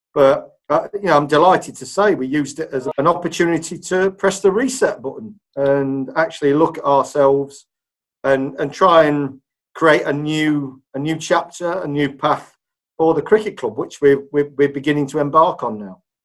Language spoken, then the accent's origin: English; Leicester, East Midlands, United Kingdom; moved away; also born or lived in Huddersfield; I was born and bred in in Leicester. So this is my my hometown